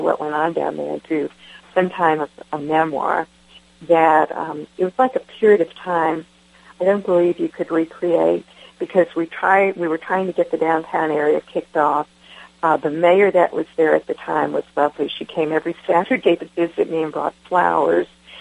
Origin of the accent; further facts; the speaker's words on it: Winter Haven, Florida, United States; moved away as an adult; also born or lived in Jamaica, New York / Albany, Georgia / Atlanta, Georgia; I grew up in Winter Haven, Florida, and I moved to Albany, Georgia, somewhere mid-college, and then moved to Atlanta.